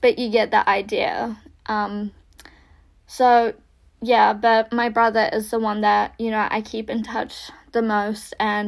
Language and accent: English; Russia; moved away; it kind of feels like that little patch of growing up in Russia to like, you know, going to a private school, moving in.